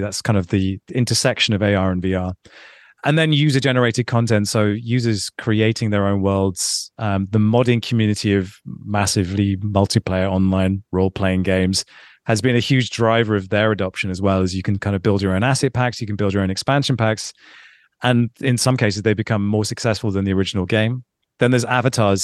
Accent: London, United Kingdom; Growing, growing up in London, when I did, and, and being a young twenty-year-old in London

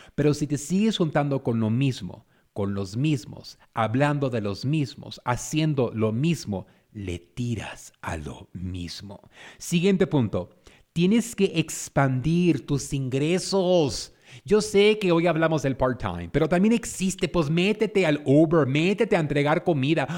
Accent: San Pedro, California, United States; Yo crecí en San Pedro, California

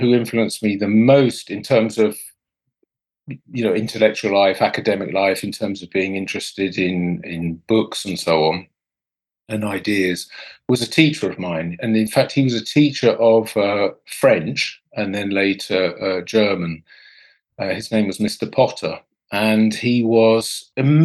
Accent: Portsmouth, South East England, United Kingdom; I grew up in the south of England, about as far south as you can get, actually, in Portsmouth

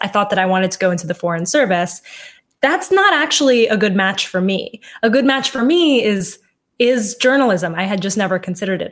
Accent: Washington, District of Columbia, United States; i grew up in washington d.c

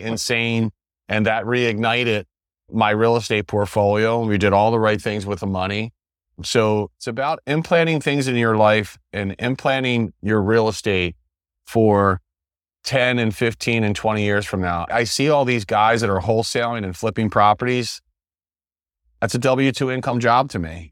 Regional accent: West Chester, Pennsylvania, United States; moved away as an adult; now in Sarasota, United States; I'm from Westchester, Pennsylvania

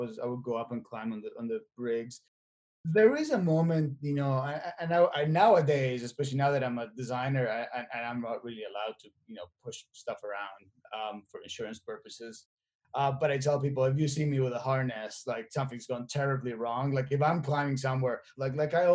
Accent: Buenos Aires, Argentina; moved away as an adult; I was born and raised in Argentina, in Buenos Aires, and I moved here in 2004

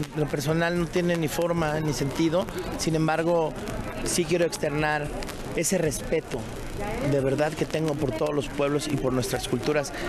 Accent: Mexico; Yo soy mexicano, o sea, que quede claro que soy mexicano y soy orgullosamente mexicano

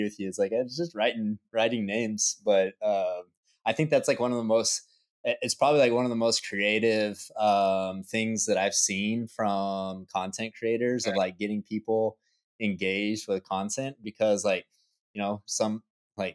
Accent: Texas, United States; I come from Texas.

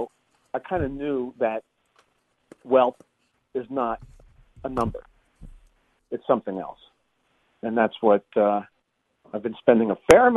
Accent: Long Island, New York, United States; moved away; also born or lived in San Francisco area; I grew up on Long Island

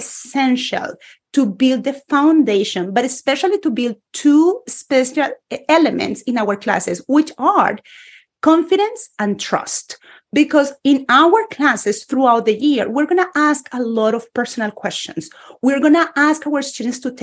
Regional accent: Bogotá, Colombia; English is a second language; moved away; a Spanish teacher born and raised in Colombia

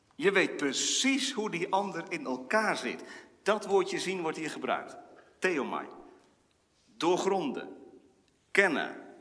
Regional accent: Wezep, Gelderland, Netherlands; Ik herinner mij uit mijn kindertijd in Wezep

